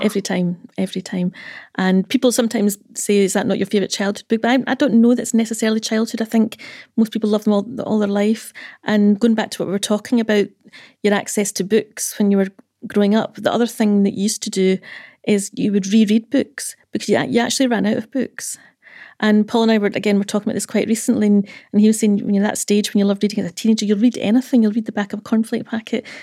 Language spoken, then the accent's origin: English; Dumfries, Scotland, United Kingdom; I'm from Dumfries.